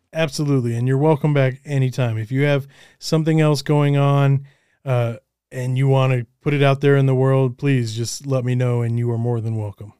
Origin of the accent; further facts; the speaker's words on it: Colorado, United States; also born or lived in Los Angeles; I'm from Colorado, and I'm, we're trying to eventually move out of Colorado